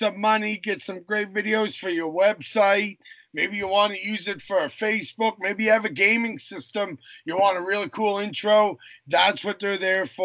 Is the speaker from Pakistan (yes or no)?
no; Canada; I'm a Canadian